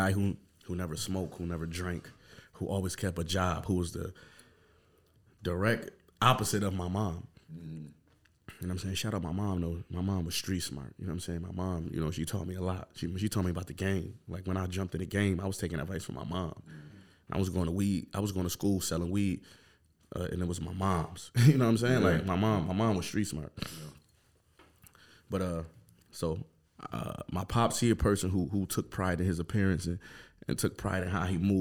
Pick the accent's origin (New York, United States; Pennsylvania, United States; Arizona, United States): New York, United States; Buffalo; I'm from Montana Avenue